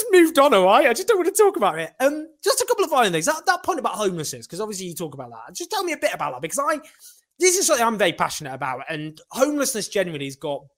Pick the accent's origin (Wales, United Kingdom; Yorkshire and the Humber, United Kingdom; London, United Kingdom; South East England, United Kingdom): Yorkshire and the Humber, United Kingdom; Sheffield; also born or lived in Falkirk, Scotland; where I grew up in Sheffield